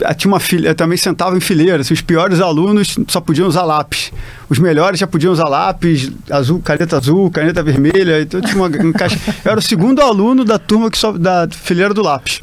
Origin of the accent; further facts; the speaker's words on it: Rio de Janeiro, Brazil; moved away as an adult; also born or lived in São Paulo / Fortaleza / Recife; Sou carioca, já morei em tanto lugar assim no Brasil que já me considero mais um cidadão do Brasil